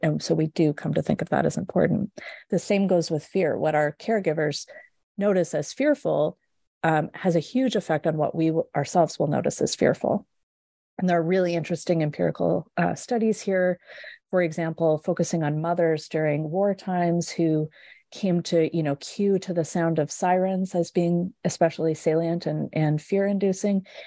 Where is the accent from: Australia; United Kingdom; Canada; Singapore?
Canada; west coast of Canada; moved away as an adult; also born or lived in Edmonton, Alberta / Halifax, Nova Scotia; now in Michigan, United States; I grew up in Canada, on the west coast of Canada